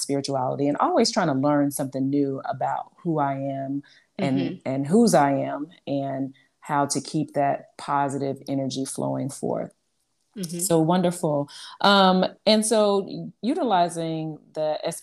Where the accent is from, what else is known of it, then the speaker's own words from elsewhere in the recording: Chicago, Illinois, United States; I am originally from Chicago